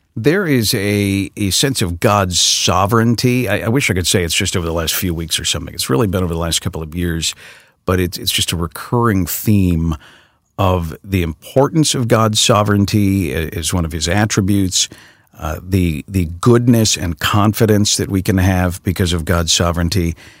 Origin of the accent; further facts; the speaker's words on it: Chicago, Illinois, United States; my hometown that I know so well